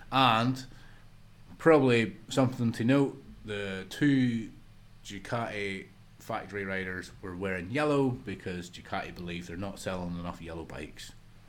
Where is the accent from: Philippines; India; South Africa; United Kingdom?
United Kingdom; pretty much as British fans, the number one reason why we watch it